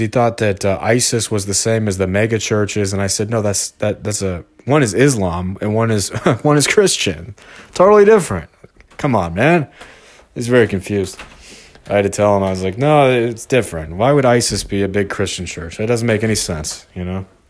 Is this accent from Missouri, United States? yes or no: yes; St. Peters, Missouri, United States; I'm from Missouri and, and lived here my whole life except for the past five, six years